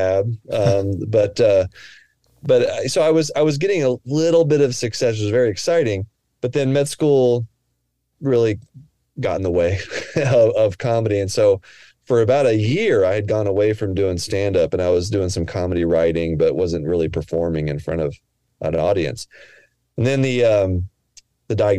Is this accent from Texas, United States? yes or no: yes; Texas, United States; moved away as an adult; also born or lived in New Hampshire; now in Portland, United States; I grew up in Texas, but then I went out to Dartmouth